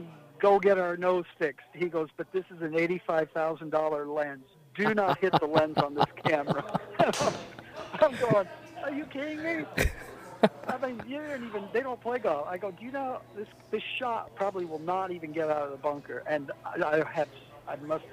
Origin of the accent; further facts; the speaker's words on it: Washington, United States; I was from Washington.